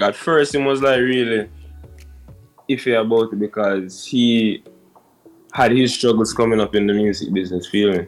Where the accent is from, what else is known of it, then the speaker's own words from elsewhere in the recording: Kingston, Jamaica; I'm from Jamaica. Yeah, from a community called Duhaney Park. More specifically, New Haven